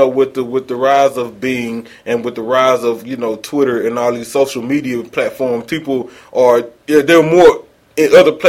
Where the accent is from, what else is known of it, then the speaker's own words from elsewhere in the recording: Missouri City, Texas, United States; It's Serious in Mo City, in case y'all wonder. I'm from Mo City, Texas.